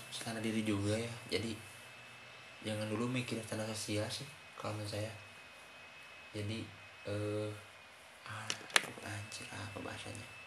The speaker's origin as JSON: {"language": "Indonesian", "region": "West Java", "country": "Indonesia", "said": "emang saya orang Sunda sih jadi susah selepas lah teman."}